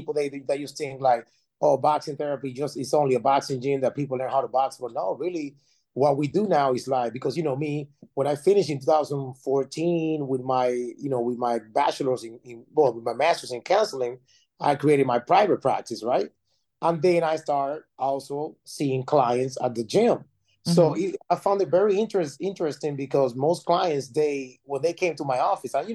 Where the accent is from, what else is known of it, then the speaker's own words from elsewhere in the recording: Panama City, Panama; moved away as an adult; now in United States; I'm originally from Panama City, Panama, and I came to the United States in 2002